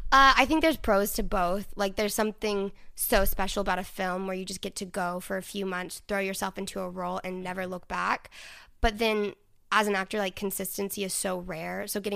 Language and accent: English; Dallas, Texas, United States; Yeah, I'm from Dallas.